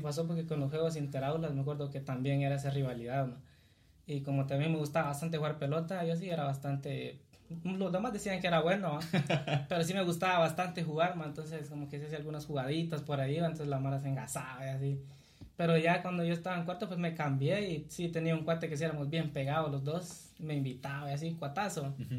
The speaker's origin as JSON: {"language": "Spanish", "town": "Cuilapa", "region": "Santa Rosa", "country": "Guatemala", "tie": "born or raised there", "said": "soy originario de acá, de, de Cuilapa, Santa Rosa, nacido acá y pues aquí he vivido hasta mis recuerdos aquí"}